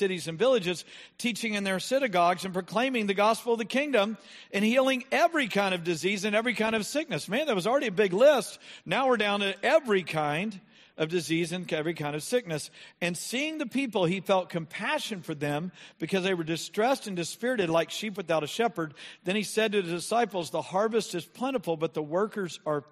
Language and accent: English; United States; We're from America